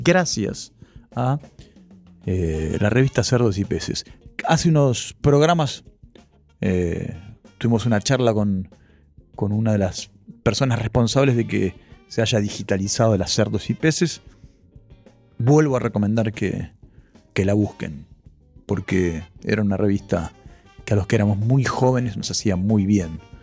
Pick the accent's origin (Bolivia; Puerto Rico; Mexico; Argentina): Argentina; Ituzaingó, Buenos Aires Province; born or raised there